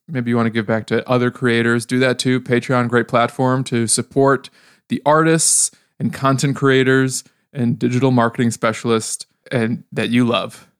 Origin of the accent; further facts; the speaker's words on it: Odesa, Odesa Oblast, Ukraine; now in Chicago, United States; I'm from Odessa, Ukraine.